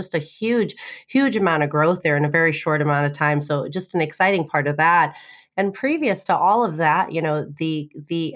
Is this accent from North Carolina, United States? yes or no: no; Illinois, United States; Illinois, which is my home state